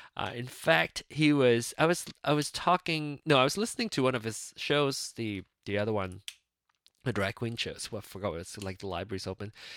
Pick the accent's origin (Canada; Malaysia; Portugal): Malaysia; Penang; moved away; Penang, my hometown